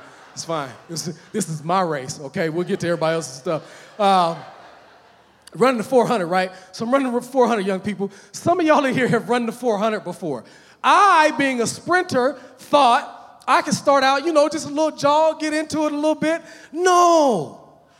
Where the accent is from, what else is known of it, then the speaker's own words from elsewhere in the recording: United States; When I was growing up as a little boy, amen, I grew up in Park Hill